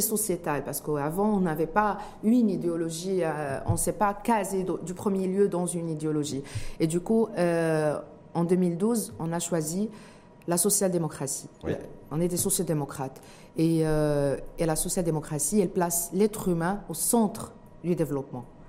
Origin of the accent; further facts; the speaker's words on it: Morocco; en tant que Marocain